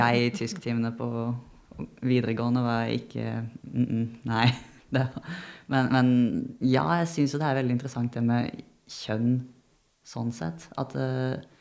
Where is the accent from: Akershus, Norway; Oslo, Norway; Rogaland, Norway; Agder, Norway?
Agder, Norway; Arendal; der jeg er fra, så sier vi staua